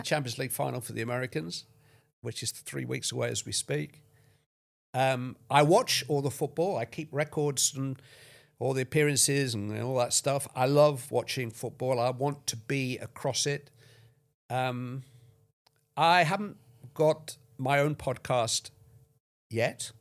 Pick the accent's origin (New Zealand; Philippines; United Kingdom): United Kingdom; near Bolton, North West England; I'm very nearly from Bolton